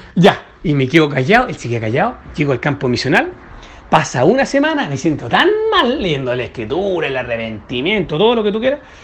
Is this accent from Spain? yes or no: no; Chile; soy de Chile